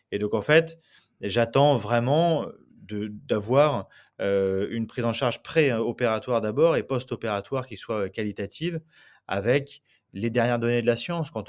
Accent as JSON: {"language": "French", "town": "Nantes", "region": "Pays de la Loire", "country": "France", "lives_now": "Bordeaux, France", "said": "quand je suis arrivé à Bordeaux, donc je disais, je venais de Nantes"}